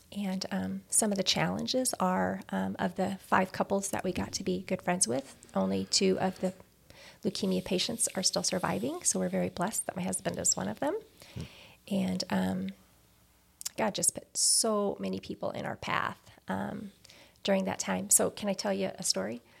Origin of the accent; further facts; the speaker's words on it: Greenville, Missouri, United States; also born or lived in Chicago / Indiana; I basically grew up in Greenville, which is a little south of Farmington here.